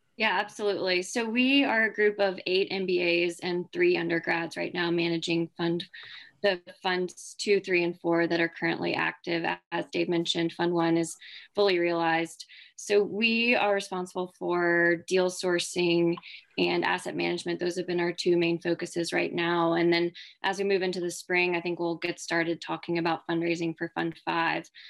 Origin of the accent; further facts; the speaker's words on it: Charleston, South Carolina, United States; moved away as an adult; also born or lived in Georgia / Washington, D.C.; now in Chapel Hill, United States; I'm originally from Charleston, South Carolina